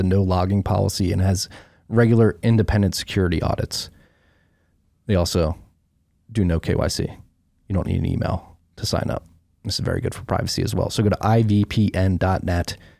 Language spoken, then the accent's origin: English; Philadelphia, Pennsylvania, United States; moved away; also born or lived in Brooklyn, New York; growing up in Philly